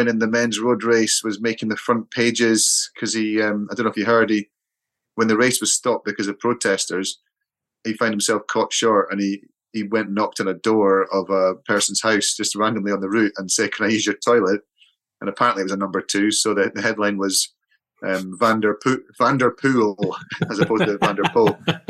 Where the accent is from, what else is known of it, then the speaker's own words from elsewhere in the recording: Edinburgh, Scotland, United Kingdom; moved away; I went back to Edinburgh to see my folks.